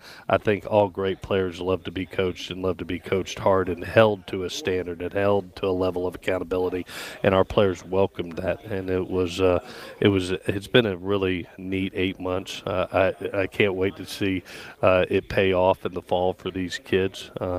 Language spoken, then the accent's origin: English; Gainesville, Florida, United States; also born or lived in Southeast United States; growing up in the Southeast, my dad's a 50-year NFL and college coach. I was born in Gainesville, Florida.